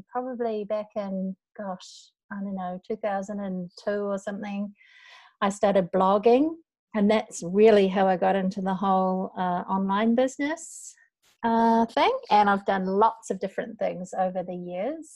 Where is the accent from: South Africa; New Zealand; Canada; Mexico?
New Zealand; North Island; moved away as an adult; now in Osaka, Japan; we are both from New Zealand, although I'm from the North Island. I live in Japan, in Osaka, or just out of Osaka, and I've lived here for, it's embarrassing to say, but I've lived here for over 20 years.